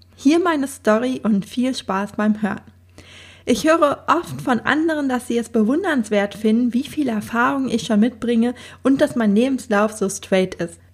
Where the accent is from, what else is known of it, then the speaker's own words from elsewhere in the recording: Sauerland, North Rhine-Westphalia, Germany; moved away as an adult; also born or lived in Berlin; Ich komme ja ursprünglich auch aus dem Sauerland